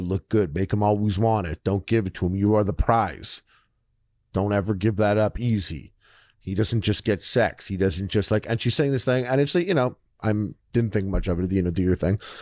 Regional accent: Montreal, Quebec, Canada; I'm from Montreal.

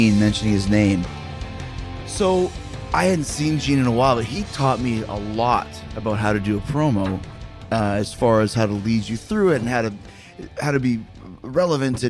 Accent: Winnipeg, Manitoba, Canada; I grew up in Winnipeg

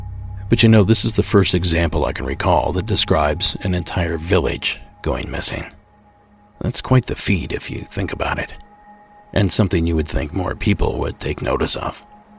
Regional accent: Ohio, United States; my home state of Ohio.

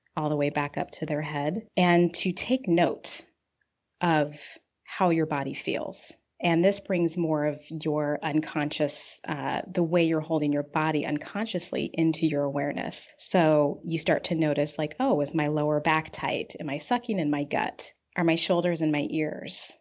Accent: Pacific Northwest, United States; now in Chicago, United States; I was raised in the Pacific Northwest

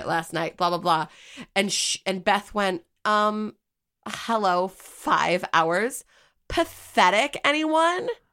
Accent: United States; as an American

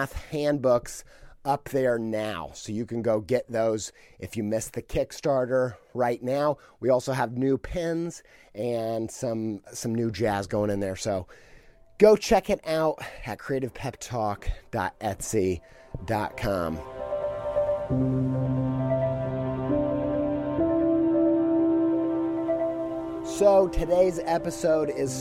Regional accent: Columbus, Indiana, United States; now in Columbus, Ohio, United States; I'm from Columbus, Indiana. I was born near there, and I spent many formative years living in Columbus, Indiana

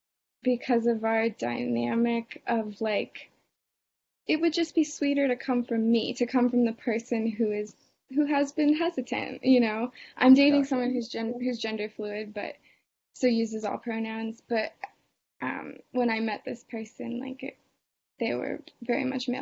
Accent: Boston, Massachusetts, United States; I know a lot of people get married young. I'm from Boston. It's a little less that way.

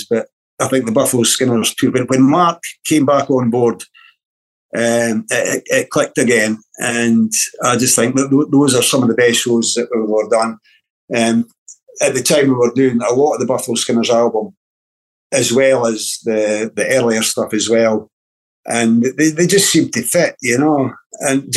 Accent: Dunfermline, Scotland, United Kingdom; born or raised there; also born or lived in Timmins, Ontario, Canada

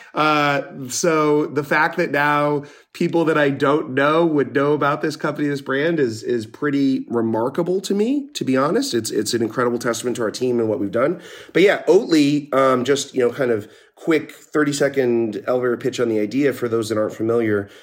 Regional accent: Northeast Pennsylvania, United States; moved away; I grew up in Northeast Pennsylvania, pretty small town

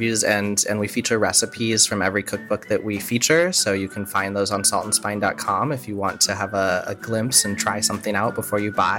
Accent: Midwest, United States; I grew up in the Midwest and my ancestors are Czech. And so I had a lot of like kolaches and kringles and things like that growing up in the Midwest.

